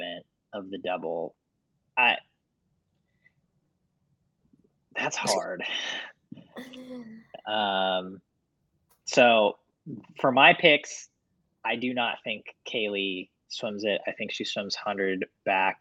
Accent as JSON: {"language": "English", "country": "United States", "said": "I'm an American"}